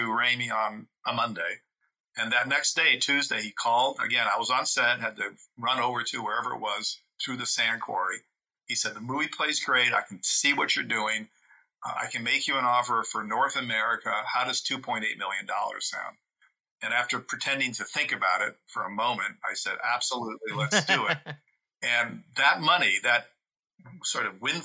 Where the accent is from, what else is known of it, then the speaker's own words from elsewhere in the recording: Italy; moved away; I grew up in Italy. So, you know, people say I was culturally deprived because I didn't grow up in the States.